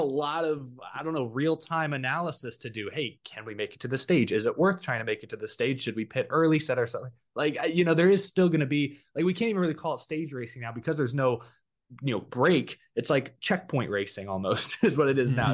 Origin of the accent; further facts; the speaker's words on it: Texas, United States; I'm the lone Texas guy